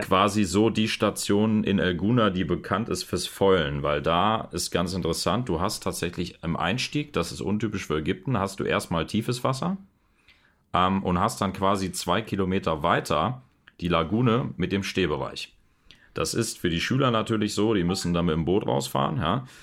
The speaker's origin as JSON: {"language": "German", "country": "Germany", "said": "bei uns zu Hause in Deutschland"}